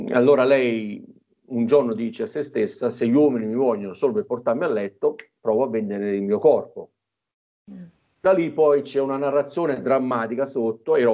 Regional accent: Torre del Greco, Campania, Italy; Io sono napoletano, nativo di Torre del Greco, una cittadina al centro del Golfo di Napoli, che abbiamo un panorama stupendo

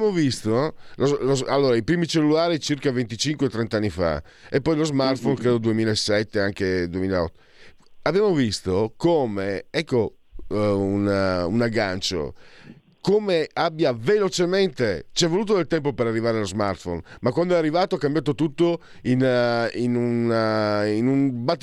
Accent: Friuli-Venezia Giulia, Italy; questa donna di, di, delle mie parti, di Budoia, di Aviano

